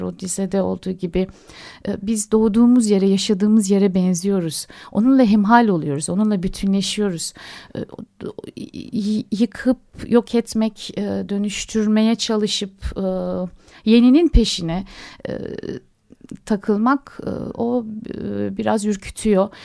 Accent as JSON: {"language": "Turkish", "town": "Adapazarı", "region": "Sakarya", "country": "Turkey", "tie": "born or raised there", "said": "Adapazarı'nda doğdum, büyüdüm ben."}